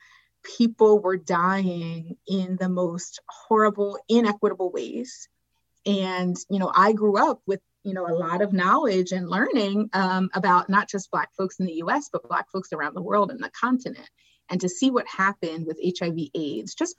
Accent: Philadelphia, Pennsylvania, United States; moved away as an adult; also born or lived in Botswana / Haiti; now in New York City, United States; I grew up in West Philly specifically

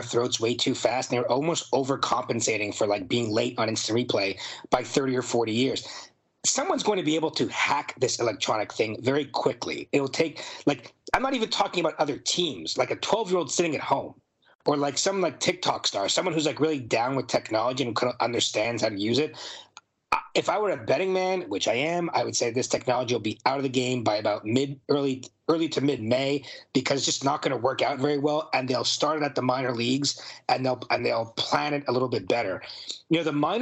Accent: Montreal, Quebec, Canada; I'm from Montreal

